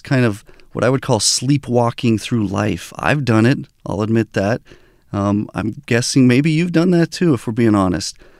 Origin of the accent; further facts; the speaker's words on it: Albuquerque, New Mexico, United States; also born or lived in Southern California; I was born in Southern California, but grew up in Albuquerque, New Mexico